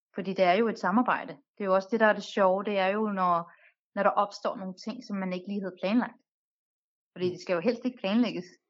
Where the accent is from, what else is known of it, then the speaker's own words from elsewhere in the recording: Denmark; jeg er født og opvokset i Danmark